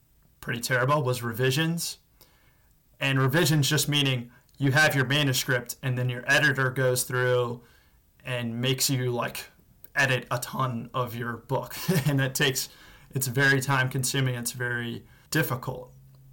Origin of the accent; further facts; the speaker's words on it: Washington, District of Columbia, United States; based back in my hometown of Washington, D.C.